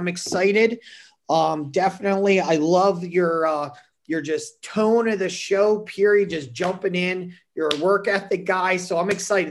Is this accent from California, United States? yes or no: no; New Jersey, United States; now in Las Vegas, United States; growing up in New Jersey, obviously it's the Garden State.